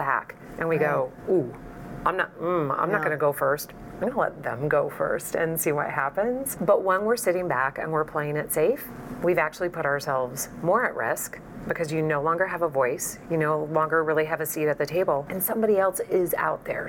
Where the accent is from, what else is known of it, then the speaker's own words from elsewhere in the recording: Midwest, United States; I grew up in the Midwest